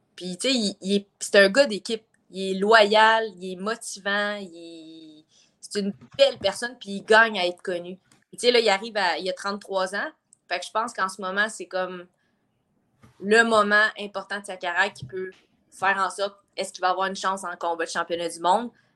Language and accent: French; Joliette, Quebec, Canada; je viens de Joliette.